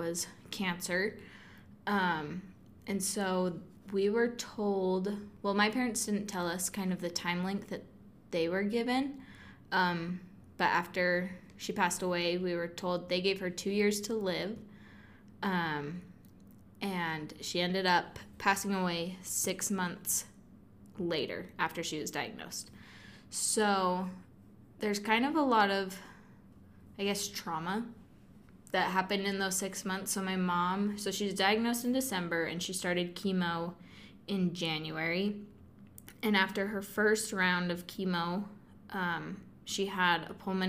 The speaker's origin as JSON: {"language": "English", "town": "Kaysville", "region": "Utah", "country": "United States", "said": "I'm from Kaysville, Utah"}